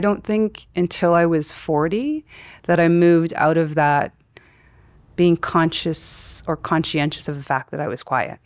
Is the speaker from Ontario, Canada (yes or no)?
no; Vernon, British Columbia, Canada; moved away as an adult; also born or lived in Japan; now in Calgary, Canada; I was born in Vernon, B C, and my parents have been in the same house for fifty-four years